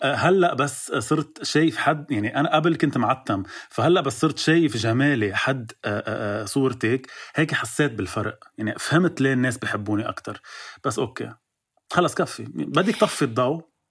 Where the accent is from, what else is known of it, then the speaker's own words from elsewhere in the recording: Lebanon; عندنا بلبنان